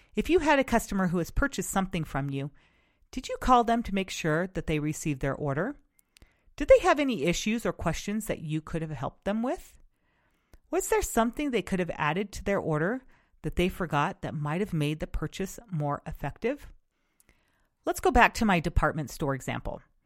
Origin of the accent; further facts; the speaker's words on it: West Coast, United States; since I am from the West Coast, I grew up experiencing excellent customer service